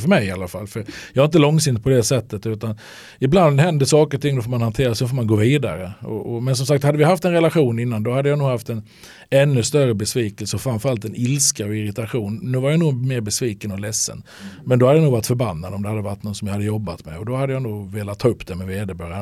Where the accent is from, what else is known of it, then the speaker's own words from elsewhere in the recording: Halmstad, Halland County, Sweden; vi växte upp några hundra meter från varandra hemma i Halmstad